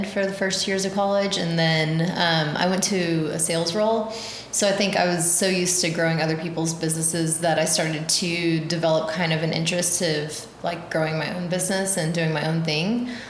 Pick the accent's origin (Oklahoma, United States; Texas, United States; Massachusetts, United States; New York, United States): Oklahoma, United States; Edmond; Both are, yeah. Both from Edmond.